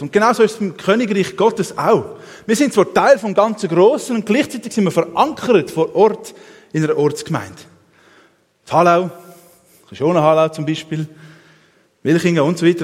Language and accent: German; Switzerland; als Schweizer